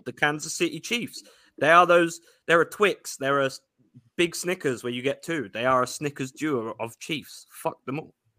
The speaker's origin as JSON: {"language": "English", "region": "London", "country": "United Kingdom", "tie": "born or raised there", "moved": "yes", "said": "I am Irish Scot. I was just unfortunately raised in the hellhole that is London."}